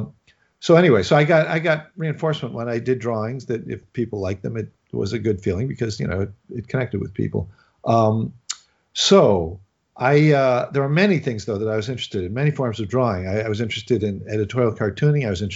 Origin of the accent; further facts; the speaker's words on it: Chicago, Illinois, United States; moved away; I'm from Chicago